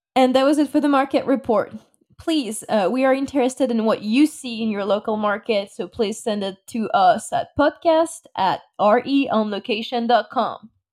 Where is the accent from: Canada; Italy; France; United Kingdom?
France; English is a second language; moved away as an adult; now in United States; I was born and raised in France. Uh, I moved to the U S three years ago